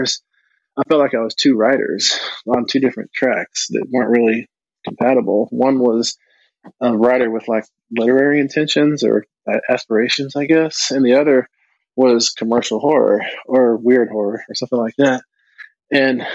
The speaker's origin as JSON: {"language": "English", "country": "United States", "said": "being American Indian"}